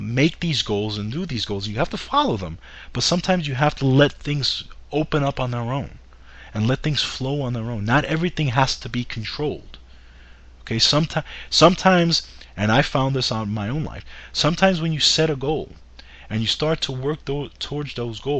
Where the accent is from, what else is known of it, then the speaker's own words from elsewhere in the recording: New York, United States; as a New Yorker